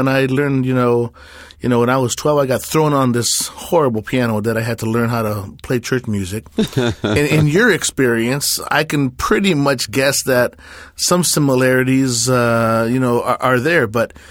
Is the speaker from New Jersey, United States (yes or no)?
no; Memphis, Tennessee, United States; Growing up in Memphis in the 60s, you had, you know, music education in itself and the family and the church and the type of thing.